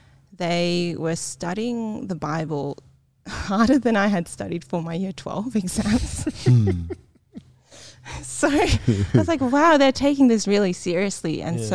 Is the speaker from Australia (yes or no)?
yes; Australia; born there; So I was born in Australia, and so to my, like, family, I probably seem very Caucasian, like, just in terms of, like, my thinking or, like, my behaviours and things like that.